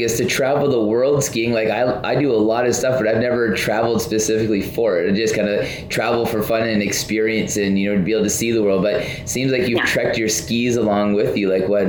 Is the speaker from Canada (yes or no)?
yes; Southern Alberta, Canada; now in British Columbia, Canada; I'm from Southern Alberta where, you know, it's a very dry cold too. It can be like, you know, minus 30 in Southern Alberta, and it's cold, but it's a lot different kind of cold than coastal BC.